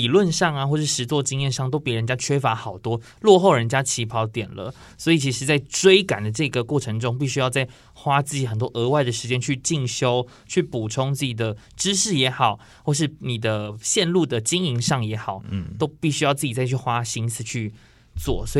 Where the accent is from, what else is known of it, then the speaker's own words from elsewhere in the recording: Miaoli County, Taiwan; accent: Sixian Hakka; 因为我本身是苗栗人